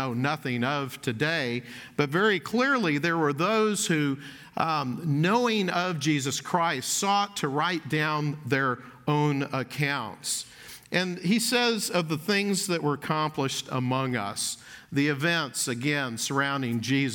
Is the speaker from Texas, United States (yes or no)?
yes; Dallas, Texas, United States; I grew up in Dallas, was in Dallas as an elementary school student